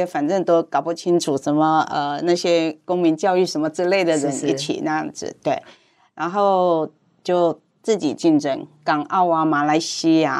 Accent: Hong Kong; Chinese is a second language; moved away as an adult; now in Taiwan; 我是，嗯，我是在香港长大，十八岁的时候才来台湾读书。

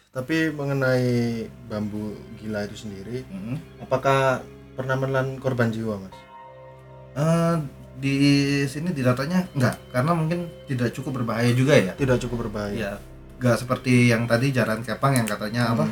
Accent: Java, Indonesia; kalau di Jawa ini karena saya orang Jawa

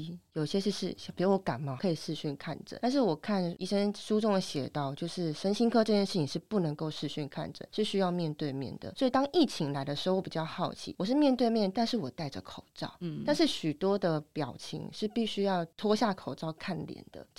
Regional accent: Taiwan; 反正医疗资源这么丰富，我们就相信我们台湾人的医疗

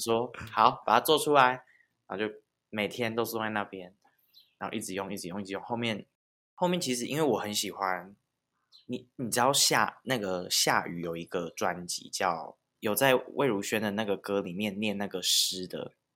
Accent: Taiwan; first language Taiwanese Hokkien; 我是一个台湾郎

